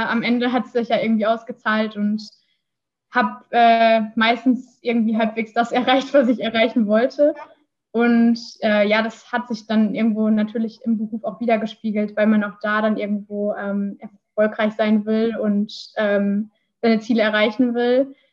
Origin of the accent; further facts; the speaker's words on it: Iserlohn, North Rhine-Westphalia, Germany; jetzt komme ich aus der Region, äh, die nah, nah an der Fernuni Hagen liegt, ähm, quasi die Nachbarstadt Iserlohn.